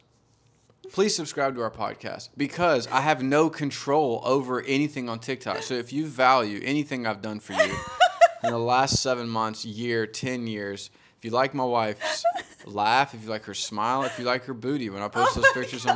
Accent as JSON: {"language": "English", "region": "Georgia", "country": "United States", "tie": "born or raised there", "said": "we both grew up in Georgia together."}